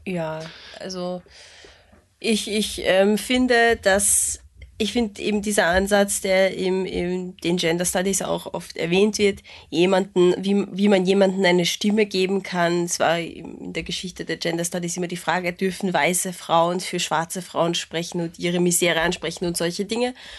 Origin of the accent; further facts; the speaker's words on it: Hungary; was mich als Ungarin sehr traurig macht